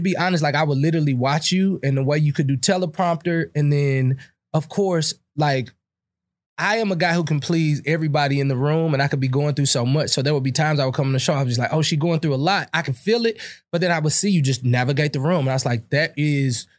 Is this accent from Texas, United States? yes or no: no; Berkeley, Missouri, United States; I grew up in Berkeley, Missouri, where the median income was seventeen thousand dollars